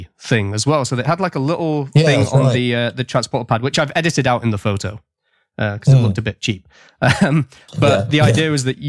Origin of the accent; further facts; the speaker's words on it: United Kingdom; now in Nova Scotia, Canada; I'm a British expat residing in the Canadian province of Nova Scotia.